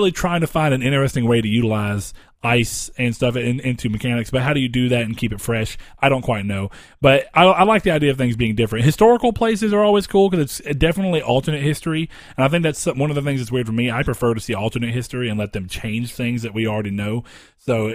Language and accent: English; the South, United States; Our hometown is boring because it's too spread out because we live in the South